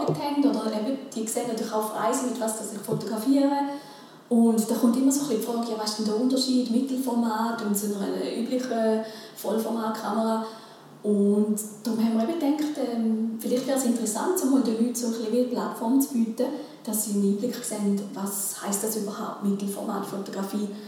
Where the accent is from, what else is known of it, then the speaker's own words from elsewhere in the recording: Switzerland; das sieht man ja bei uns in der Schweiz.